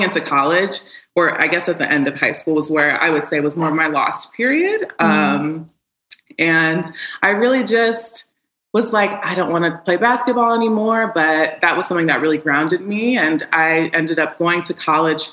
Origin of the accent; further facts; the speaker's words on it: Chicago, Illinois, United States; also born or lived in Houston, Texas; I was born in Houston, but raised in Chicago